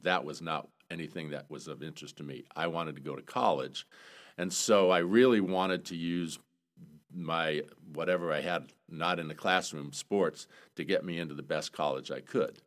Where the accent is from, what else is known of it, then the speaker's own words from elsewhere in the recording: South Portland, Maine, United States; I grew up in Maine, South Portland, Maine